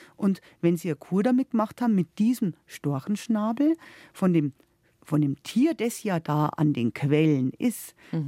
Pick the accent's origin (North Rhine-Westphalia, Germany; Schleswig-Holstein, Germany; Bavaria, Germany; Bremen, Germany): Bavaria, Germany; Upper; bei uns in Oberbayern